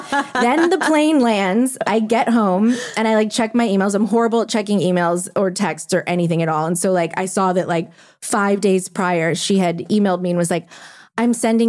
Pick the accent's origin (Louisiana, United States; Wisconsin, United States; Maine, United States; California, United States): Louisiana, United States; New Orleans; I'm from New Orleans.